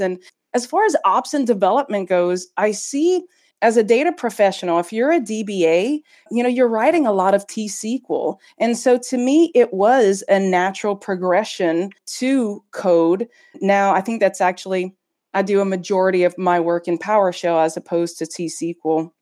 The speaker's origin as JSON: {"language": "English", "country": "United States", "moved": "yes", "lives_now": "Belgium", "said": "I'm an American working in Belgium"}